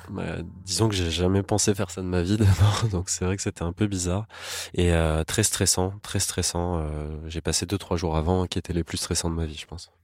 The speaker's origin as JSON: {"language": "French", "country": "France", "said": "chez nous en France"}